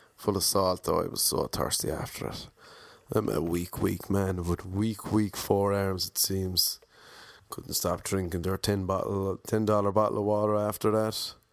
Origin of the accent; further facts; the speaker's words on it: Ireland; I'm Irish